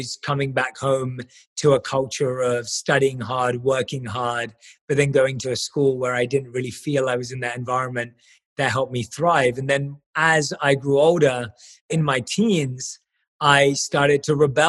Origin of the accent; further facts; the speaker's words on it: London, United Kingdom; I was born and raised in London